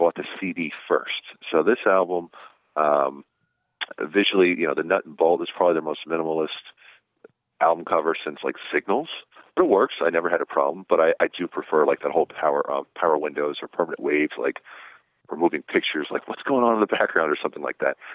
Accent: New Jersey, United States; I grew up in New Jersey

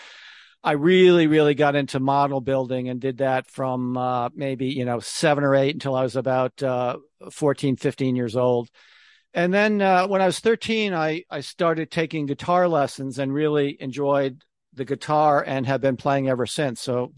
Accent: Connecticut, United States; moved away; also born or lived in New York City; I grew up in Connecticut, even though I spent most of my career in New York City.

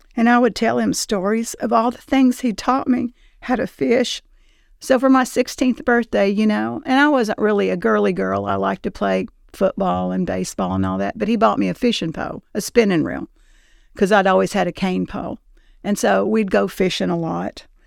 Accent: Tullahoma, Tennessee, United States; I grew up in Tullahoma. Um, we moved there when I was twelve years old.

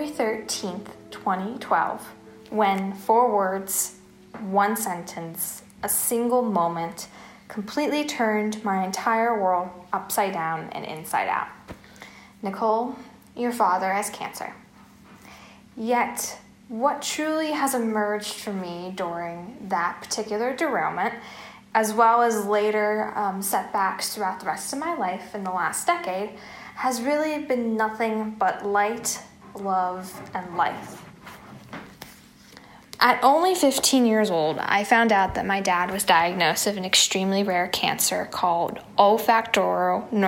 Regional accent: Pittsburgh, Pennsylvania, United States; in my hometown of Pittsburgh, Pennsylvania.

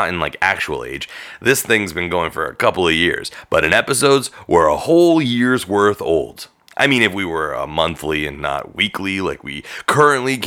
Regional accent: Thornhill, Ontario, Canada; I grew up in Thornhill

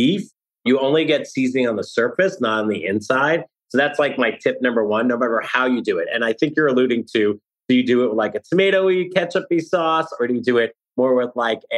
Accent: New Jersey, United States; now in New York City, United States; I live in New York City, but I grew up in New Jersey

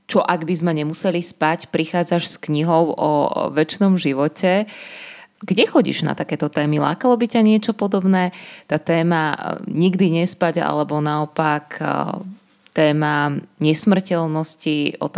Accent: Trnava, Trnava Region, Slovakia; ja som z Trnavy. Z Trnavy, tak tak či tak, e, ja som dievča z dediny

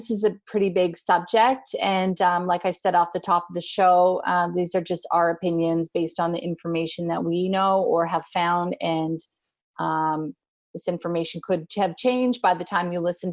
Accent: Canada; also born or lived in North Queensland, Australia; now in Australia; I'm a Canadian. I live in Australia

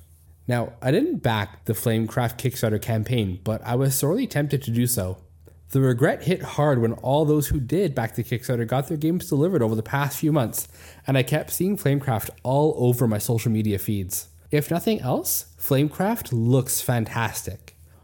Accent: Manitoba, Canada; where I grew up in Manitoba, it's true. It's the reason I moved to the West Coast and live in a section of the country that barely gets any snow

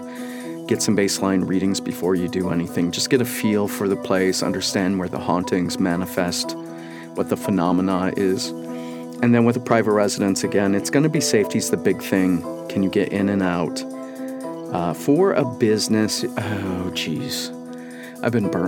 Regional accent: Washington, United States; my home state, Washington

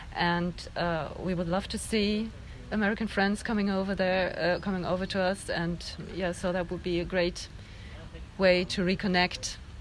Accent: Germany; I'm from Germany

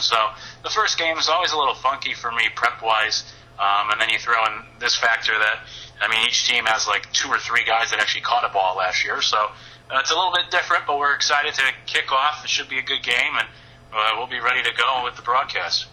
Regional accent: Northeast, United States; now in South Carolina, United States; growing up in the Northeast, I have listened to a lot of uh, WFAN

